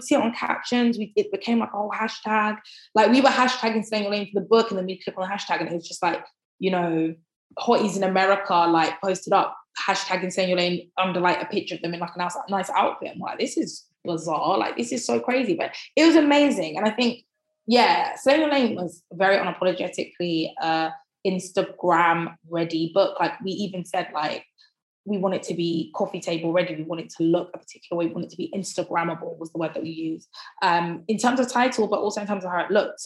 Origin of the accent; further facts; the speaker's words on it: Croydon, London, United Kingdom; also born or lived in Thornton Heath; I grew up in West Croydon and I live in Thornton Heath now.